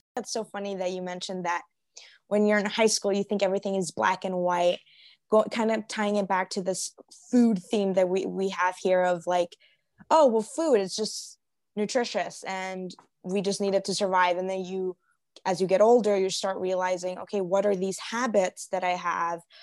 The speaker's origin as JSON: {"language": "English", "town": "Chicago", "region": "Illinois", "country": "United States", "moved": "as an adult", "lives_now": "Arizona, United States", "said": "I'm from Chicago. So our winters are very long"}